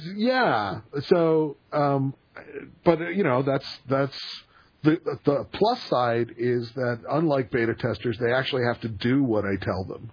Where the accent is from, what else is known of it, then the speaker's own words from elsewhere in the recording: Pennsylvania, United States; moved away; I am originally from Pennsylvania